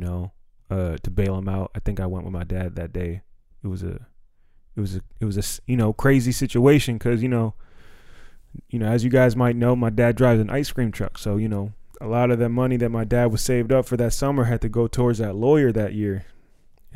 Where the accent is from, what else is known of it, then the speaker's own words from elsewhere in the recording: Silver Spring, Maryland, United States; we grew up in Silver Spring